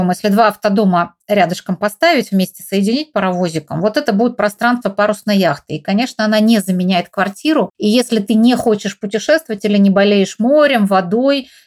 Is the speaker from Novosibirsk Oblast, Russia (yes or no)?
yes; Novosibirsk, Novosibirsk Oblast, Russia; now in Altai Republic, Russia; У нас, наоборот, были деньги на квартиру, потому что в родном городе Новосибирске у нас своей квартиры не было. А вот в Горном Алтае мы построили дом, из которого сейчас мы и разговариваем, собственно.